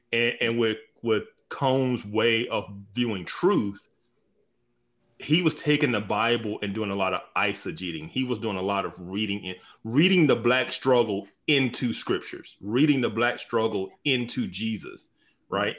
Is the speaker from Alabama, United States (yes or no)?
yes; Birmingham, Alabama, United States; I'm from Birmingham, Alabama